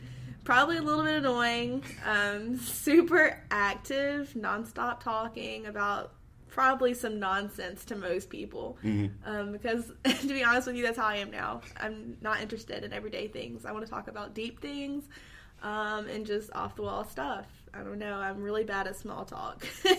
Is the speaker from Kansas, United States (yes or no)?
no; Georgia, United States; I'm from Georgia, born and raised here. That is why I have an accent. To those of you who wonder why I have an accent, an islander with an accent, I know that's rare. But that's why I was born and raised here, not the islands.